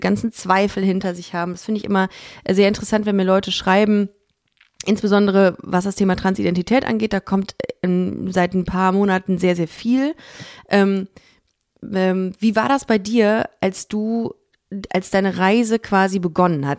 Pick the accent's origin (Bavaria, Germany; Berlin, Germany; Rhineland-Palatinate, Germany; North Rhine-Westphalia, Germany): North Rhine-Westphalia, Germany; Düsseldorf; moved away as an adult; now in Cologne, Germany; ich bin in Düsseldorf aufgewachsen